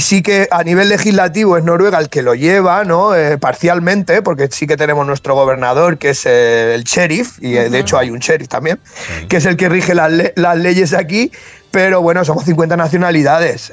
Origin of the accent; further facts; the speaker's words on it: Castilla-La Mancha, Spain; moved away; also born or lived in the Arctic; como decimos en, La Mancha